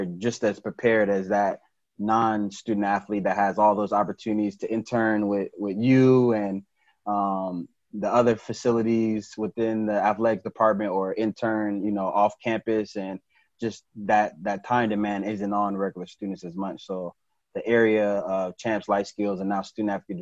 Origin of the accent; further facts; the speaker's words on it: Chicago, Illinois, United States; moved away as an adult; also born or lived in Jacksonville / Virginia Beach / Lubbock, Texas; now in Indianapolis, United States; I grew up in Chicago